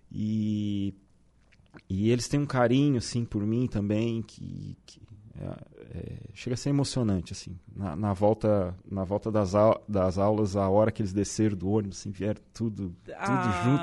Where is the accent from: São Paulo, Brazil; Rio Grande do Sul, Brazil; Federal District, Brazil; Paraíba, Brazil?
Rio Grande do Sul, Brazil; Torres; moved away as an adult; now in Santa Catarina, Brazil; sou é, de Torres.